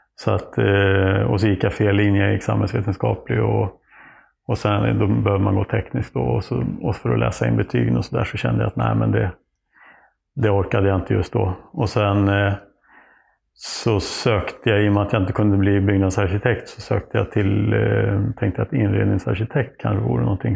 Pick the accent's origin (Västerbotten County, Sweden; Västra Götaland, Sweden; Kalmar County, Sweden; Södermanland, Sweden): Södermanland, Sweden; Oxelösund; also born or lived in Nyköping / Trosa; vi hade någon trädkoja i Oxelösund där jag växte upp